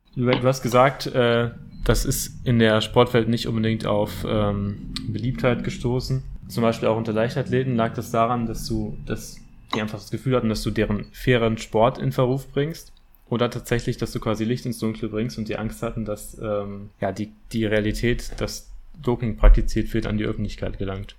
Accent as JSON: {"language": "German", "town": "Bochum", "region": "North Rhine-Westphalia", "country": "Germany", "said": "also ich komme auch aus Bochum, also aus der Nähe von Herne äh, auch aus dem Ruhrgebiet"}